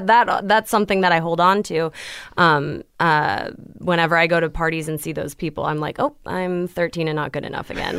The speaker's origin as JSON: {"language": "English", "town": "Los Angeles", "region": "California", "country": "United States", "tie": "born or raised there", "also_born_or_lived": "New York", "said": "I grew up here in L A."}